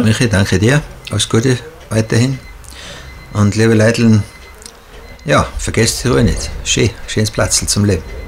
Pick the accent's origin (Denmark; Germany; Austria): Austria; Tyrol; wir Tiroler